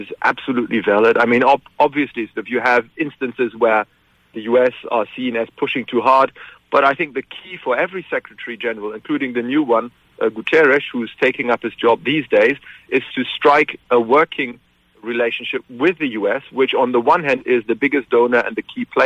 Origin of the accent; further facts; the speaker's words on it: Germany; moved away as an adult; now in Glasgow, United Kingdom; I come from a country, you were introducing me as somebody who's based in the United Kingdom, but I grew up in Germany